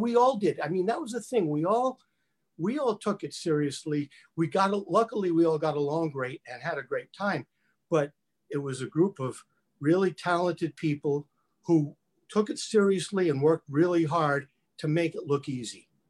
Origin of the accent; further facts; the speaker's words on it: New York, United States; growing up in New York